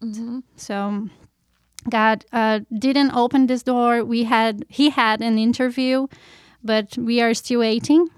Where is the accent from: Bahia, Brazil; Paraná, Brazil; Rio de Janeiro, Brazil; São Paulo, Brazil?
Paraná, Brazil; Curitiba; English is a second language; moved away as an adult; I'm from Brazil, in Curitiba. It's uh, the name of our state is Paraná. And I grew up there